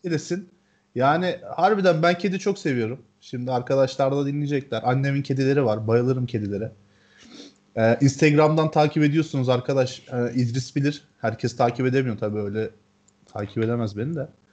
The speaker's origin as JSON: {"language": "Turkish", "town": "Ceyhan", "region": "Adana", "country": "Turkey", "tie": "born or raised there", "moved": "yes", "said": "Ceyhan'da büyüdüm ben bir hayatımın bir döneminde"}